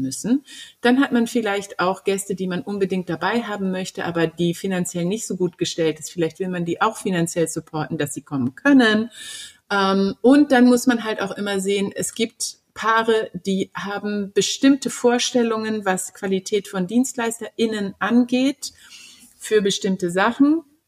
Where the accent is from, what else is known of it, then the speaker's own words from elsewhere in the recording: Germany; bei uns in Deutschland